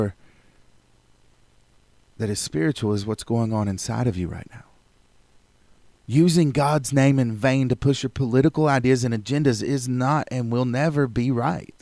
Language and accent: English; United States; I am proud to be an American as an American citizen.